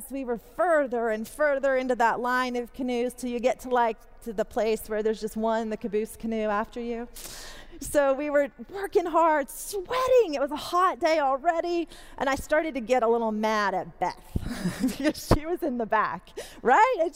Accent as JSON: {"language": "English", "town": "Wilmore", "region": "Kentucky", "country": "United States", "tie": "born or raised there", "also_born_or_lived": "Canada / England / Kansas", "said": "So, I'm half South African, born in Canada. I lived in England with my family for a while, then moved to Kansas, moved to Kentucky, right here to Wilmore, when I was about 10 and a half grew up in Wilmore"}